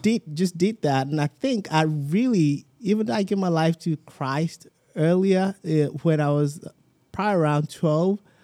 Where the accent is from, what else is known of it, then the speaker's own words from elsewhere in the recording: Southwest Nigeria, Nigeria; moved away as an adult; now in United States; I grew up like, kinda like in the Southwest